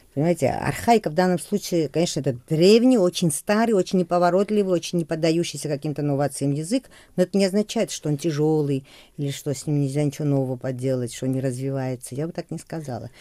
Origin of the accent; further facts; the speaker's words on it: Georgia; first language Georgian; Russian is a second language; хотя русский не мой родной язык, да, грузинский мой родной.